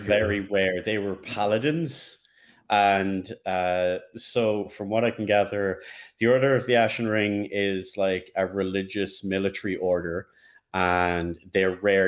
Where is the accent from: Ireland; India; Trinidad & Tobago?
Ireland; As an Irishman